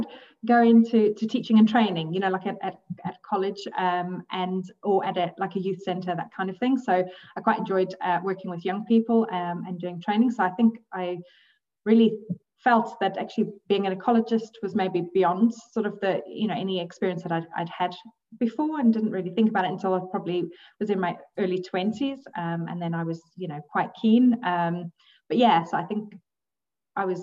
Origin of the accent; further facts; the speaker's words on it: KwaZulu-Natal, South Africa; moved away as an adult; also born or lived in Zambia; now in Scotland, United Kingdom; I was actually born in Zambia. And so when I was I lived there until I was three. So a beautiful country. And then because of my dad's work, we then moved to South Africa. So that's actually where I grew up, in very rural KwaZulu-Natal.